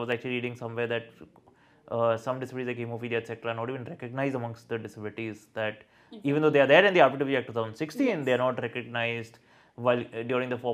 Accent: Delhi NCR, India; I'm an Indian or the fact that I'm a resident of Delhi NCR

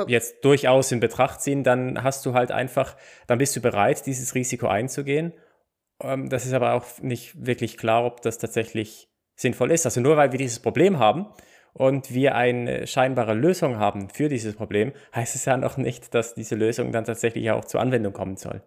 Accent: Basel, Basel-Stadt, Switzerland; ich komme aus Basel

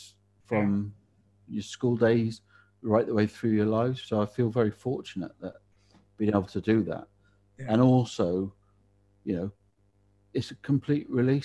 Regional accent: Pontypool, Wales, United Kingdom; I was born in Pontypool

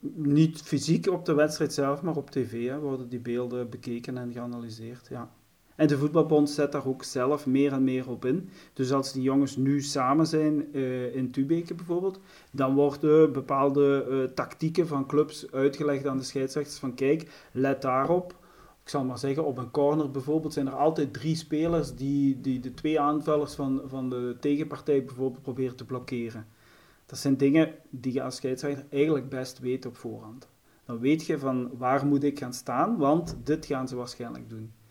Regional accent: As, near Genk, Flanders, Belgium; ik ben afkomstig van Aspe Genk

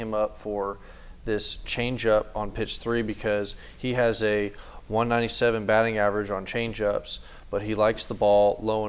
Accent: Texas, United States; This guy's from Mississippi. I'm from, you know, I'm from Texas.

